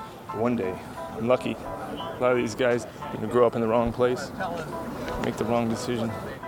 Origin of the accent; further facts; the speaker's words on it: Alamo, California, United States; I grew up in Alamo, California.